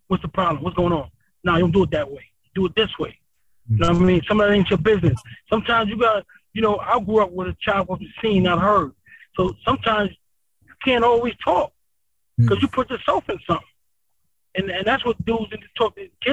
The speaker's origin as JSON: {"language": "English", "region": "East Coast", "country": "United States", "said": "I'm from the East Coast"}